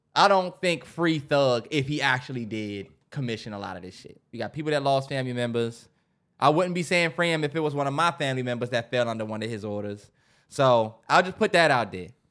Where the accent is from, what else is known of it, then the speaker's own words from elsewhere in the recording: Upper Marlboro, Maryland, United States; We grew up in a nice area